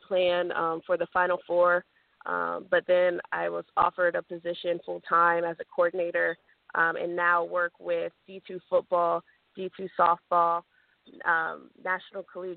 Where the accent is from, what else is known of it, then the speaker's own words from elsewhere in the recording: Reynoldsburg, Ohio, United States; moved away as an adult; also born or lived in Kentucky; I'm originally from Reynoldsburg, Ohio, which is right outside of Columbus